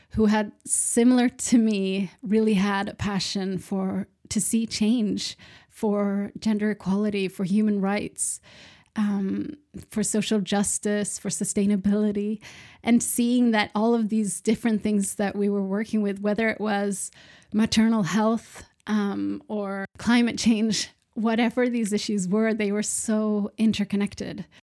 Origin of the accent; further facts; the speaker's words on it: Sweden; also born or lived in Malmö, Sweden; So I am from Sweden. I'm based in Malmö in the south of Sweden.